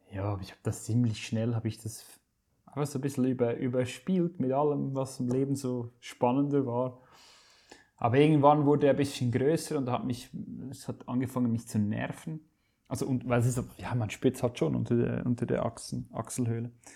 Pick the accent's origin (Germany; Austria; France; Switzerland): Switzerland; ich komme aus der Schweiz und bin gelernter Koch, ursprünglich aufgewachsen in einem Familienbetrieb meines Vaters